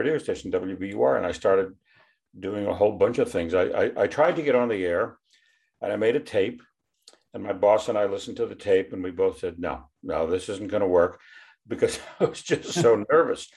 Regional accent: Brookline, Massachusetts, United States; I grew up in Boston, a little suburb called Brookline

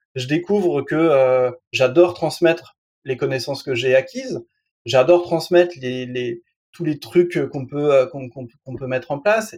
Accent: France; je suis un Français moyen, je passe mes 3 heures par jour devant la télé

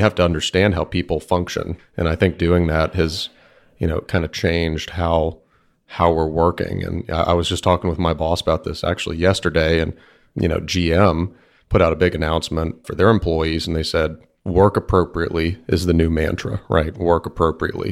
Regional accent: Bellaire, Texas, United States; Houston, Texas, or Bel Air, Texas specifically

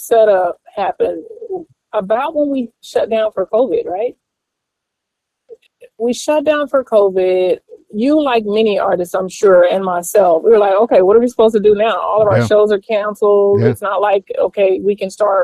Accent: Atlanta, Georgia, United States; I'm from the South. I'm from Atlanta, ATLANCA. And we raised in the church

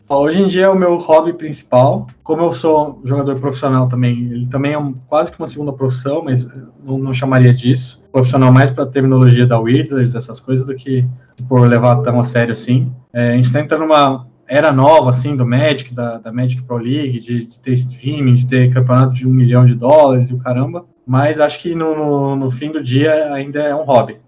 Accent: Taubaté, São Paulo, Brazil; Eu sou de Taubaté, no interior de São Paulo

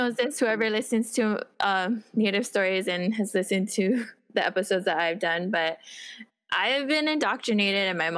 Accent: Honolulu, Hawaii, United States; now in Kapolei, United States; I grew up when I was younger, I grew up in Papakulea

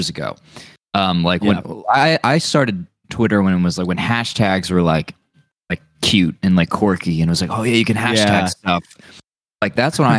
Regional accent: New Jersey, United States; moved away as an adult; now in California, United States; I'm from New Jersey. I live here now. I've lived here for the past 5 years.

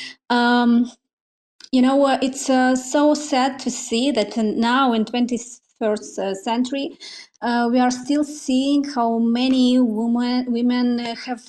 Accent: Moldova; English is a second language; Oh, I'm not from Russia, but yes, I'm Russian speaker. Yeah. I'm from a small country, Moldova

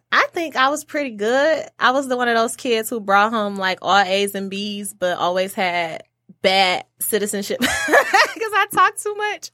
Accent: Oak Park, Michigan, United States; also born or lived in Detroit, Michigan; I actually grew up in Oak Park for, like, ear-, my early years as far as, like, elementary, middle school

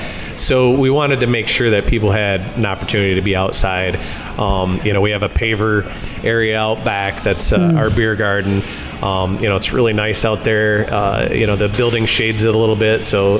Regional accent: Kalamazoo, Michigan, United States; also born or lived in Stevensville, Michigan; So I lived here for a very short while. I was probably 4 when we moved, but I've kind of grown up in the Kalamazoo area

